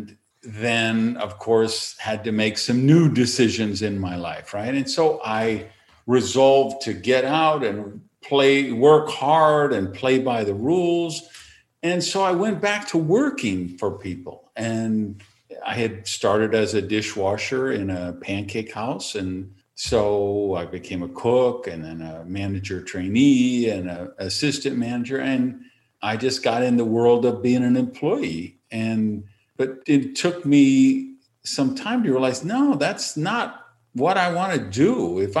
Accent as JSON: {"language": "English", "town": "Madison", "region": "Wisconsin", "country": "United States", "tie": "born or raised there", "said": "I was delivering the hometown paper"}